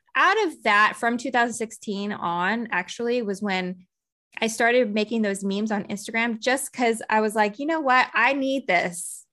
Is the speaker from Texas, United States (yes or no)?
yes; Texas, United States; I grew up in Texas